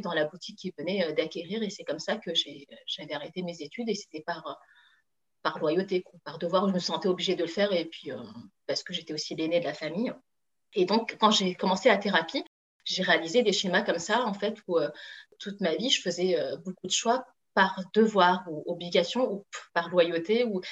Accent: France; je suis d'origine chinoise, hein. moi, j'ai toujours grandi en France. Voilà, donc euh, je suis française

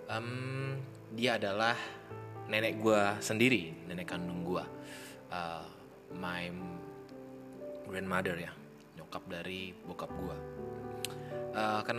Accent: North Sumatra, Indonesia; gue orang Tapanuli atau orang Batak

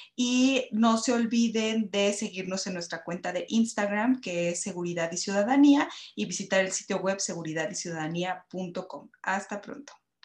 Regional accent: Mexico

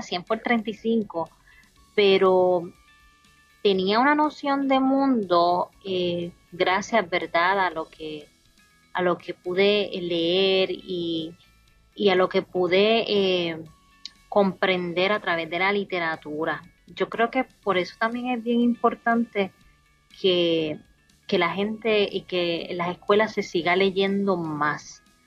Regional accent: Utuado, Puerto Rico; moved away as an adult; also born or lived in Texas; now in Canada; qué es eso de una utuadeña y quieran investigar, ¿verdad?, eh, qué es eso de Utuado y cuando vayan a visitar a Puerto Rico, Utuado sea uno de esos destinos. Quieran, quieran ir a conocer a mi pueblo.

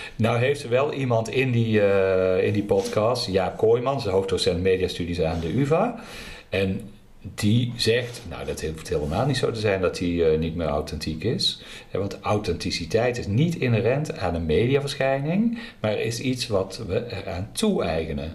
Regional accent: Netherlands; accent: zachte G; ik verberg mijn zachte G niet.

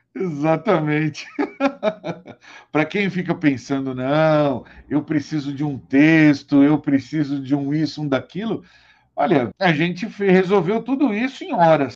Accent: São Paulo, Brazil; now in Araraquara, Brazil; nascido em São Paulo

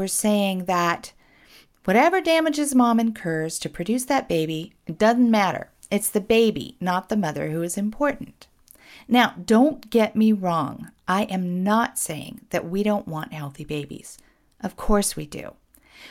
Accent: Portland, Oregon, United States; my hometown, Portland, Oregon.

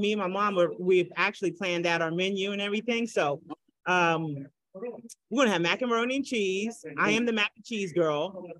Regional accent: Florida, United States; moved away; I'm going to Florida next weekend. Spend some time with mom and the family. Well, that's where I'm originally from. That's my hometown.

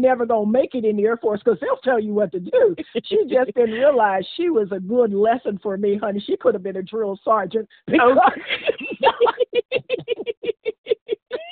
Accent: Washington, District of Columbia, United States; also born or lived in Virginia; I was born in Virginia, raised in Washington, D.C.

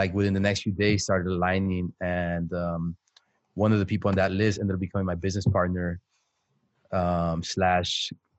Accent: South Texas, United States; I'm from South Texas.

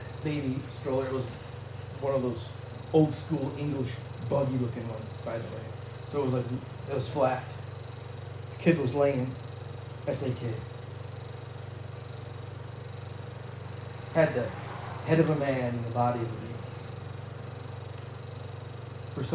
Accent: Canada; moved away; also born or lived in Michigan; I realize I'm from Michigan. And I realize I grew up in Canada

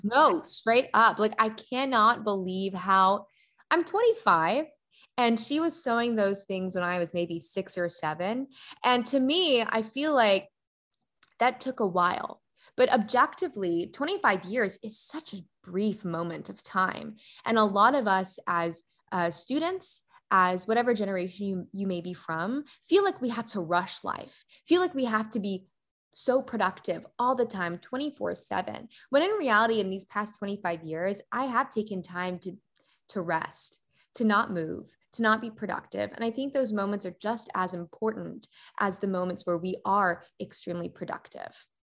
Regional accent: McKinney, Texas, United States; also born or lived in Carrollton, Texas / Prosper, Texas; I was born and raised right here in McKinney, Texas

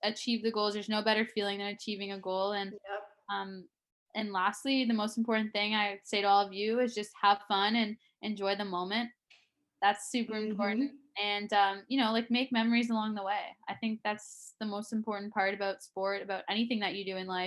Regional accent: Toronto, Ontario, Canada; moved away as an adult; also born or lived in Boston; being in my hometown growing up

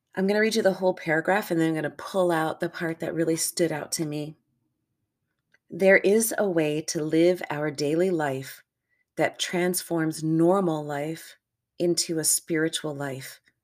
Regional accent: United States; I'm an American in North America, grew up here, lived here for the vast majority of my life

